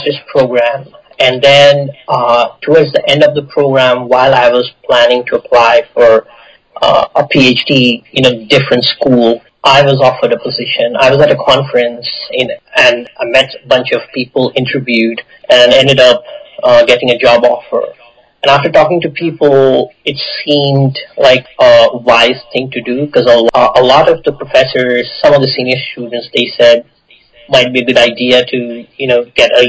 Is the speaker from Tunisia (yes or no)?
no; Sindri, Jharkhand, India; first language Bengali; English is a second language; moved away as an adult; also born or lived in Chennai; now in United States; I grew up in a very small town in the eastern part of India.